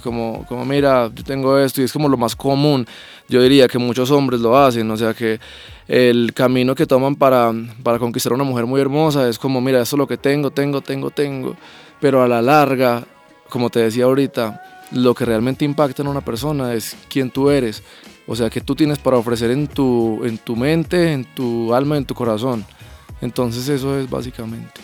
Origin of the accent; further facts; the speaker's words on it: Pereira, Risaralda, Colombia; Yo soy de Pereira